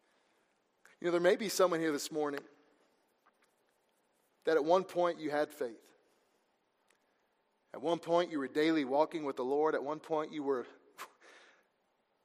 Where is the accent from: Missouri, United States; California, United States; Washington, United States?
Missouri, United States; also born or lived in Georgia; pretty much raised in Missouri there